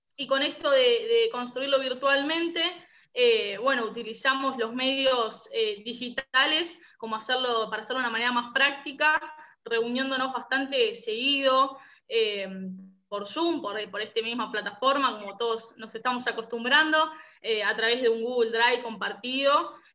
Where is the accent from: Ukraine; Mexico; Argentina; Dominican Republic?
Argentina; San Justo, Buenos Aires Province; soy también de, Buenos Aires, de los alrededores de la capital, diócesis de San Justo